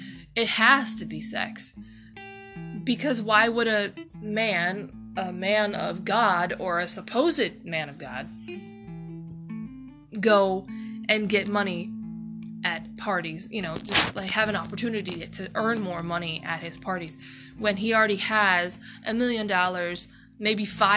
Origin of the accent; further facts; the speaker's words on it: Toledo, Ohio, United States; I'm from Toledo